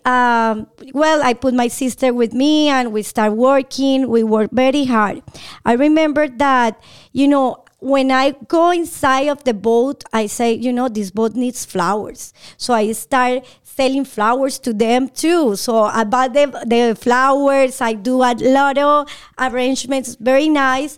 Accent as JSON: {"language": "English", "region": "Bogotá", "country": "Colombia", "second_language": "English", "moved": "as an adult", "lives_now": "Atlanta, United States", "said": "I'm from Bogotá, Colombia"}